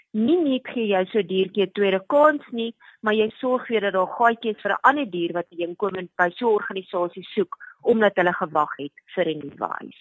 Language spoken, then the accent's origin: Afrikaans; South Africa; vir my as Suid-Afrikaner